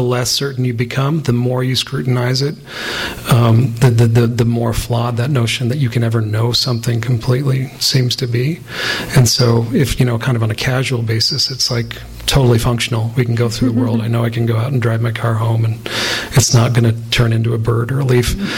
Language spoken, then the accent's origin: English; the West, United States; growing up in the West